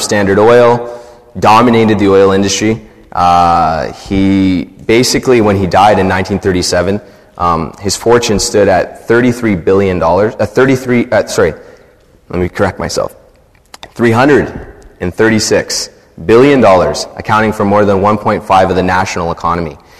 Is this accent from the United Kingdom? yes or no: no; Canada; I'm a Canadian